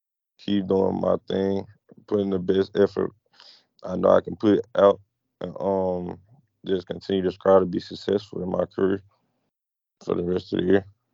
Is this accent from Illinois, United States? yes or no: no; Memphis, Tennessee, United States; I'm from Memphis, Tennessee, 18 years old.